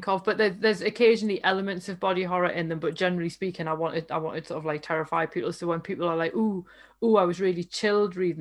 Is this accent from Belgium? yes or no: no; United Kingdom; by dint of being British